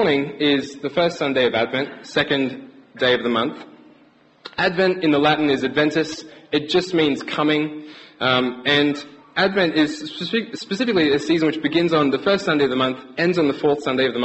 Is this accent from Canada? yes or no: no; Brisbane, Queensland, Australia; moved away as an adult; now in England, United Kingdom; we're from Brisbane, Australia. We're still getting used to the winter here.